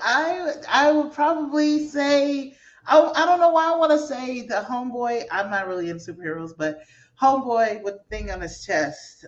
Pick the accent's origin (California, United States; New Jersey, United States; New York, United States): California, United States; San Francisco; that's my hometown. That's where I'm from